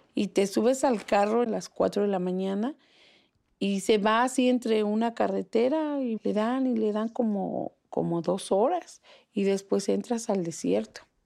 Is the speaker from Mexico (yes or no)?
yes; Toluca, State of Mexico, Mexico; moved away as an adult; also born or lived in Cancún; now in Philadelphia, United States; Pues de Toluca